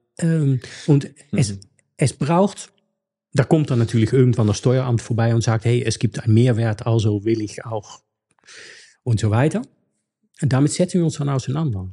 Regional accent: Netherlands; German is a second language; moved away; ich bin in Niederlande aufgewachsen

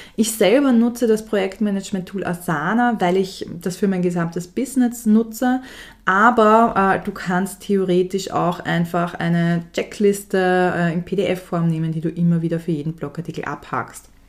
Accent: Austria; bei uns in Österreich

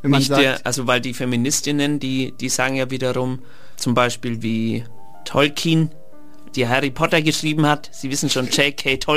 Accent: Trentino-Alto Adige, Italy; born there; ich bin in, in Südtirol geboren, ja. deswegen dem Land Tirol die Treue.

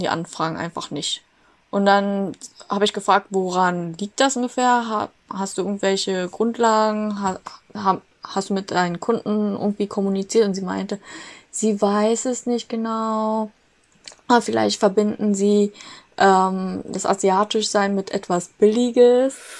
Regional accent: Germany; Bin aber hier in Deutschland aufgewachsen

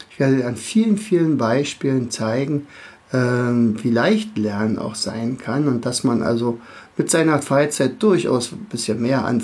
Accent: Berlin, Germany; now in Rauen, Germany; Also an meinem Dialekt wirst du schon ein bisschen hören. Also ich bin aus dem Raum Berlin, äh, wohne in Rauen, das ist ein sehr kleiner Ort in der Nähe von Fürstenwalde.

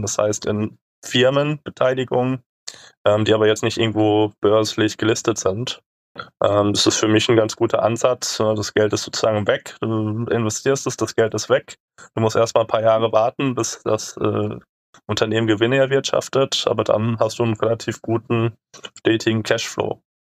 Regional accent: Germany; wir als Deutsche mit gutem Reisepass

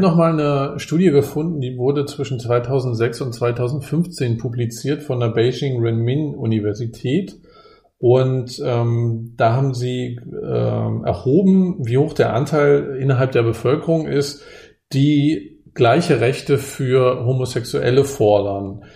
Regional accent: Germany; ich wurde ja in der DDR geboren

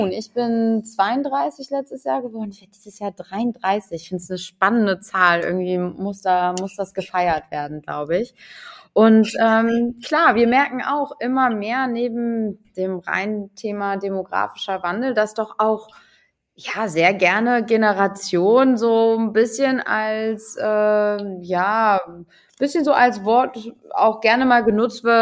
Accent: Bremen, Germany; Als Bremerin kann man das ja ganz gut immer so

